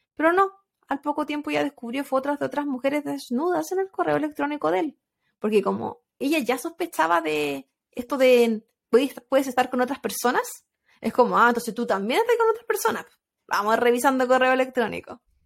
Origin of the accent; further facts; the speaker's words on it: Chile; moved away as an adult; ahí no era migrante, vivía en mi país